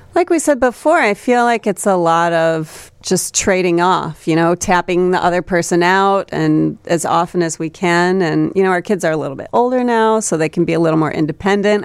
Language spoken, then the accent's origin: English; Buckingham, Iowa, United States; now in Chicago, United States; I grew up on a farm in Iowa.